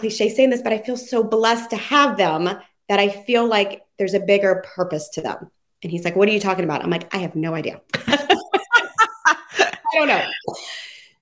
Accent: Louisiana, United States; moved away as an adult; now in Columbus, Ohio, United States; I'm actually from the South, Louisiana. My husband's from here. So I've been here now 20 years

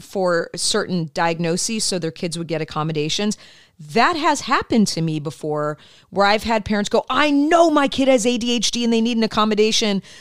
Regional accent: Midwest, United States; moved away; I grew up in the Midwest

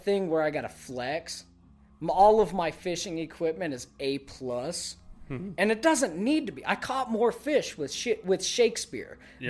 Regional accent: the South, United States; I grew up in the South, moved to here. I know what a catfish can do.

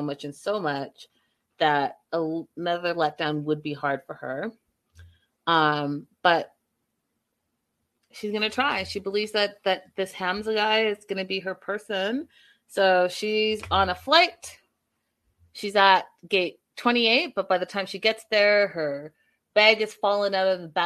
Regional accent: Canada; I'm Canadian

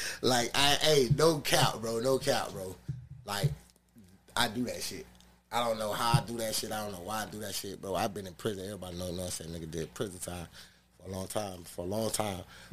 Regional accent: Miami, Florida, United States; moved away; I grew up in Heights, you know. That's deep down south

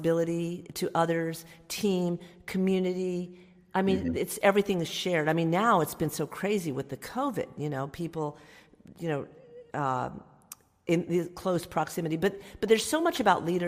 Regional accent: Dallas, Texas, United States; I'm from Dallas, Texas, so I grew up with the Cowboys

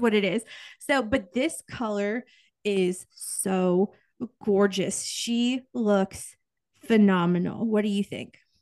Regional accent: Kansas, United States; I grew up in Kansas

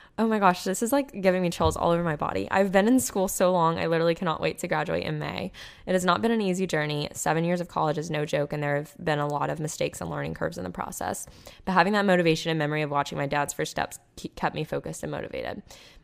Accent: California, United States; I grew up in the Bay Area and decided to study industrial design at Georgia Tech

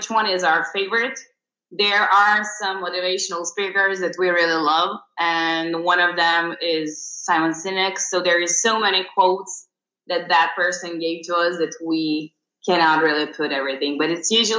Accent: Serbia; we're both from Serbia

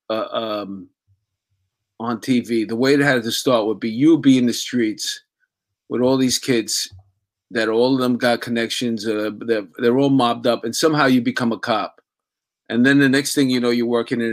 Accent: New York City, New York, United States; I lived in Astoria. I grew up in Astoria.

